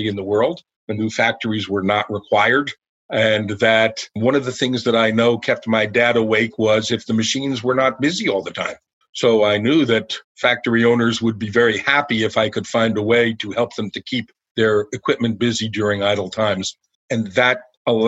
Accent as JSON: {"language": "English", "town": "Elizabeth", "region": "New Jersey", "country": "United States", "tie": "born or raised there", "said": "I'm a kid from New Jersey, so I grew up in a town called Elizabeth"}